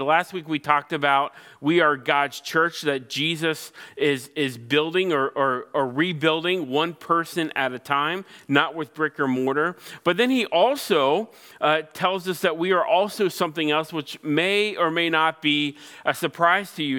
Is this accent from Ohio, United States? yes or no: yes; Cincinnati, Ohio, United States; I grew up in Cincinnati, Ohio, the birthplace of Major League Baseball